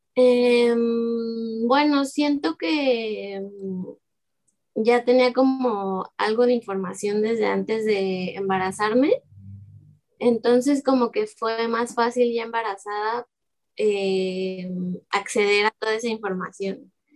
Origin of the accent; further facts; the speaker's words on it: Guadalajara, Jalisco, Mexico; moved away as an adult; also born or lived in Xalapa, Veracruz; now in Veracruz, Mexico; yo pues crecí en Guadalajara con mi familia